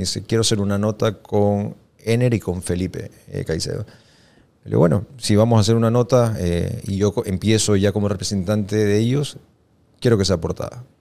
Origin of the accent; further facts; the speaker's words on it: Ecuador; como, como ecuatoriano